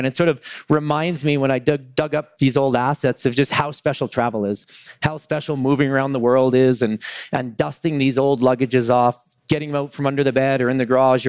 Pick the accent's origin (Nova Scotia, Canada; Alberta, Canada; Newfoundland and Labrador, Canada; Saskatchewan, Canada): Alberta, Canada; Calgary; now in Vancouver, Canada; I live in Vancouver, British Columbia. More interestingly, though, I grew up in Calgary, Alberta, Canada